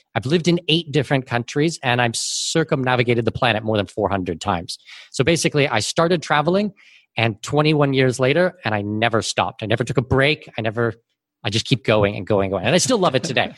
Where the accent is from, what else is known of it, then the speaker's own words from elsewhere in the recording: Canada; moved away as an adult; also born or lived in Abu Dhabi / Singapore; now in Panama City, Panama; I'm Canadian with Danish heritage